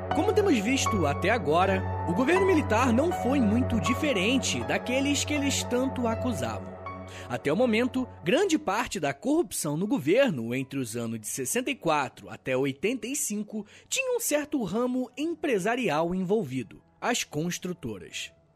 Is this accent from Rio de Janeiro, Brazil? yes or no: yes; Rio de Janeiro, Brazil; o Rio de Janeiro, minha terra